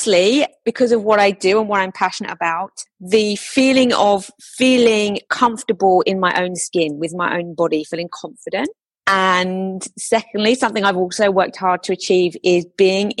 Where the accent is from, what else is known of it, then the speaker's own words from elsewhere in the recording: London, United Kingdom; also born or lived in United States; London. So I'm a London girl. I've lived here the majority of my life